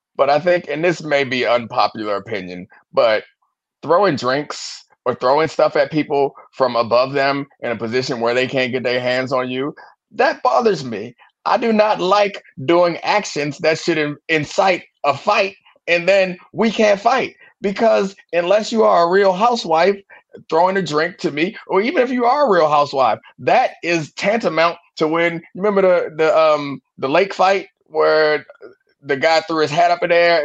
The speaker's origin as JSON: {"language": "English", "town": "Baltimore", "region": "Maryland", "country": "United States", "tie": "born or raised there", "moved": "as an adult", "lives_now": "Washington, DC, United States", "said": "I grew up in Baltimore. I live in DC now"}